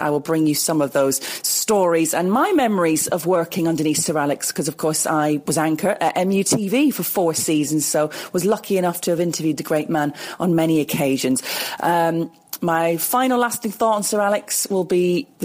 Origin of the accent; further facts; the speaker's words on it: Manchester, North West England, United Kingdom; I was born in Manchester, brought up here